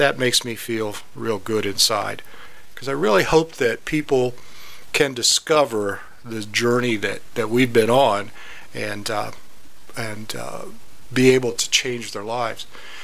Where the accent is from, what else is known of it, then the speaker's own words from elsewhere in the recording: Ohio, United States; also born or lived in Kentucky; Well, actually, I was born in Kentucky. Okay. And I grew up in Ohio, so I guess by that token, I'm a Midwest boy. My father was a Pilgrim Holiness pastor, so we moved around a lot.